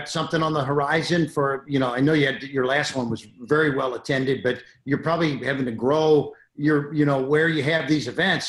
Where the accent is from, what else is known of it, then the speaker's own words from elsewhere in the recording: Florida, United States; Come to my home state of Florida.